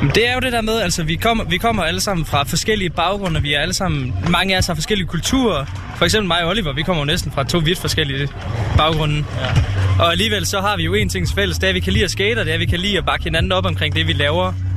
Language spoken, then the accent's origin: Danish; Nørre Nebel, Southern Denmark, Denmark; Jeg kommer fra Nørnebel